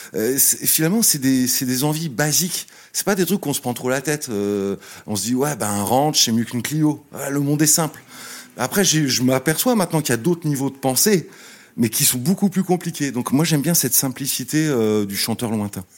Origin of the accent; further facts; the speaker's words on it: Cergy-Pontoise, Île-de-France, France; also born or lived in Le Plessis-Bouchard; j'ai grandi à Sergi-Pontoise